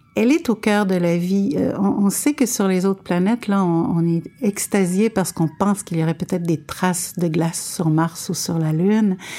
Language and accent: French; Montreal, Quebec, Canada; also born or lived in Saint-Jean-sur-Richelieu / Laurentides; je suis montréalaise